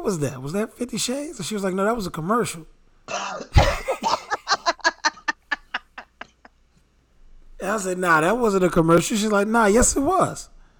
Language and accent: English; New York, United States; I'm from New York, so it's all good.